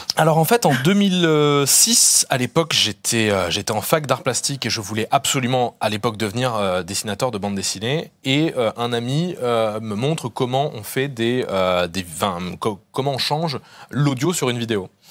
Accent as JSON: {"language": "French", "country": "Réunion", "moved": "yes", "said": "je suis originaire de, de La Réunion"}